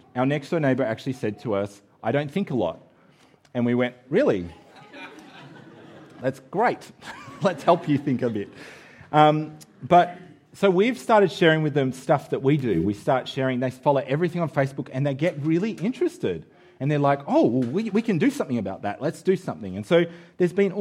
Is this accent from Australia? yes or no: yes; Australia; moved away; we're Australian